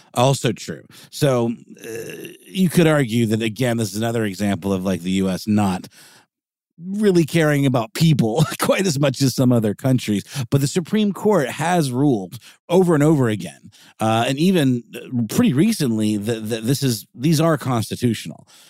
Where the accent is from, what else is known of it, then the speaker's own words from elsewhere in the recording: United States; we're from America